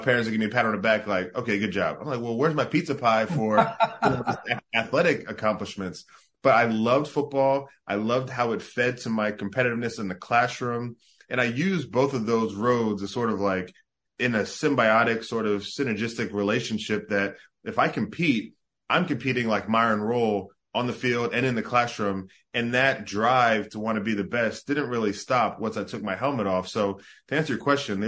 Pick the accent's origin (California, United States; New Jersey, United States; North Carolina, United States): New Jersey, United States; South Jersey near Atlantic City; born or raised there; also born or lived in Bahamas